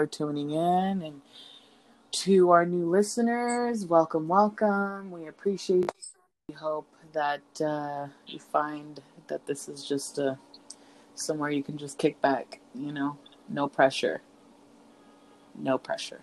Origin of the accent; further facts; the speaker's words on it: California, United States; I'm from California